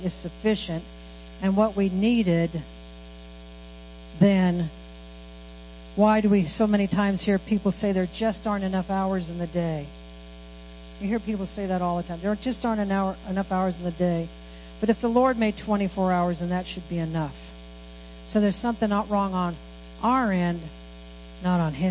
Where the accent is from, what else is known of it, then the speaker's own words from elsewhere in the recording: Midwest, United States; moved away; we come from the Midwest where there's cornfields, wheat fields, soybean fields.